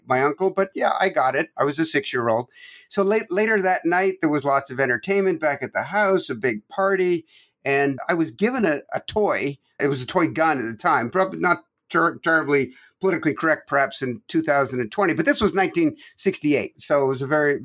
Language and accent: English; Toronto, Ontario, Canada; moved away as an adult; also born or lived in Quebec, Canada; now in United States; I was born in Quebec, Canada, and grew up from age 9 on in Toronto. So between Quebec and Toronto. So I'm Canadian, 100%